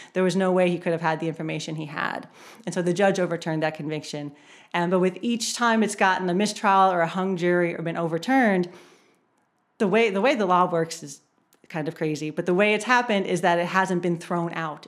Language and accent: English; Erie, Pennsylvania, United States; moved away as an adult; now in Baltimore, United States; I'm not originally from Baltimore. I grew up in Erie, Pennsylvania